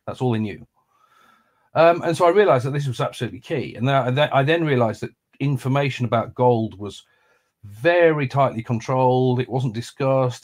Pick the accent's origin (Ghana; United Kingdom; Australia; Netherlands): United Kingdom; Lancaster, North West England; moved away as an adult; also born or lived in London; I grew up in Lancaster